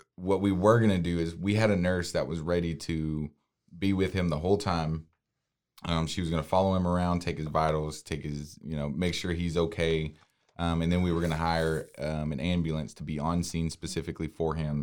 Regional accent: Waco, Texas, United States; I was born and raised in Waco

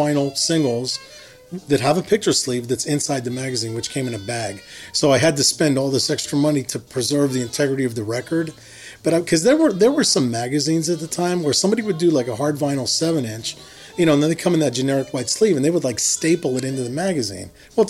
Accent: Herminie, Pennsylvania, United States; I'm from Hermony, Pennsylvania. I lived there for the first 18 years of my life. It's a small coal mining town in western PA. It's about 30 miles outside of Pittsburgh.

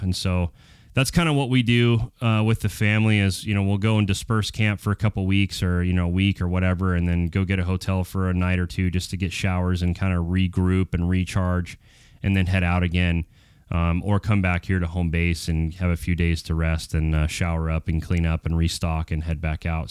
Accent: Prescott, Arizona, United States; I was born in Prescott, Arizona

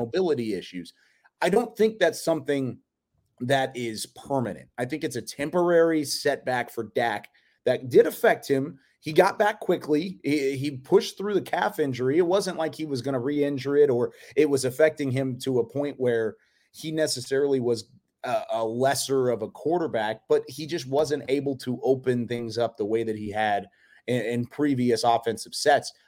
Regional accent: Waco, Texas, United States; born and raised in Waco

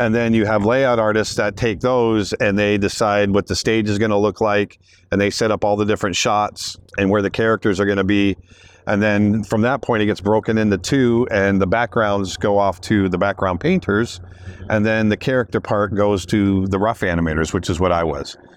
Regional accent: the Everglades, Florida, United States; I grew up out in the Everglades in the little trailer

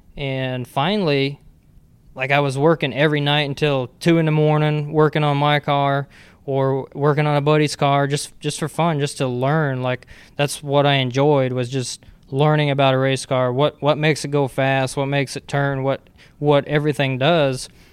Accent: Wisconsin, United States; I was raised in Wisconsin.

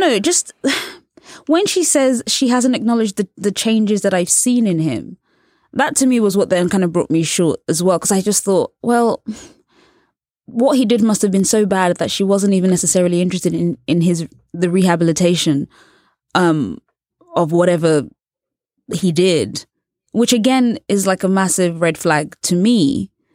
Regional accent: England, United Kingdom; I was born and raised in England, and also I'm a journalist.

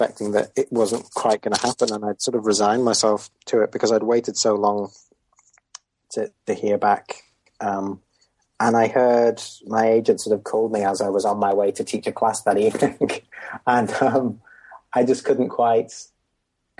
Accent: Merseyside, on the fringes of Liverpool, North West England, United Kingdom; I grew up in Merseyside, not Liverpool itself, but sort of on the fringes of Liverpool.

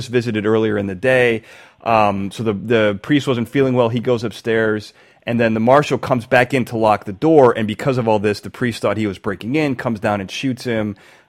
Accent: Braidwood, Illinois, United States; because I was from Braidwood, and it was such a small town

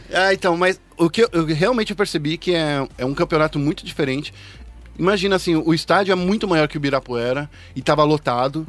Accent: Brazil; A gente é brasileiro

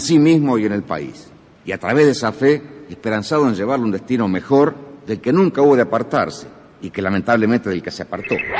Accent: Argentina; nuestro sentir como argentinos

